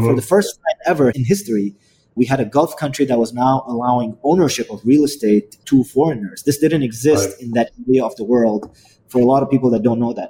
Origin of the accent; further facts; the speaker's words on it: Yemen; moved away; also born or lived in Dubai, United Arab Emirates / India (family); I originally come from a country called Yemen